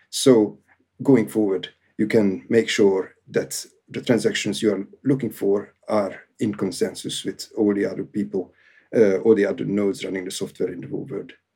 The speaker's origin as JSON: {"language": "English", "country": "Hungary", "moved": "yes", "lives_now": "United Kingdom", "said": "I basically have a Hungarian origin"}